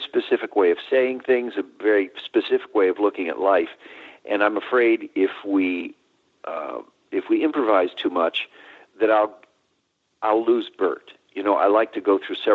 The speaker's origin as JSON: {"language": "English", "town": "Chicago", "region": "Illinois", "country": "United States", "tie": "born or raised there", "said": "I'm a Chicago boy. I was born and raised in Chicago"}